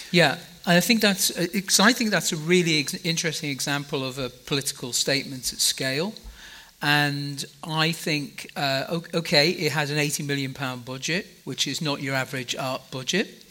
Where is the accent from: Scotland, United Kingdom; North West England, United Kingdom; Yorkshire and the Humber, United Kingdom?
North West England, United Kingdom; Liverpool; I'm from Liverpool in, in the UK.